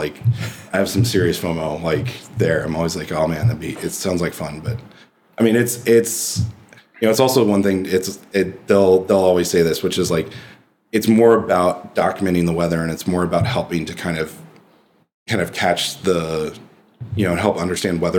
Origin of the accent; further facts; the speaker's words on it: Midwest, United States; growing up in the Midwest